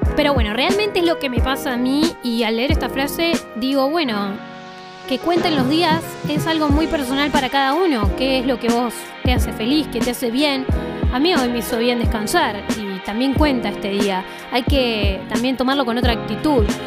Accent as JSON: {"language": "Spanish", "town": "Bariloche", "region": "Río Negro", "country": "Argentina", "said": "soy de Bariloche"}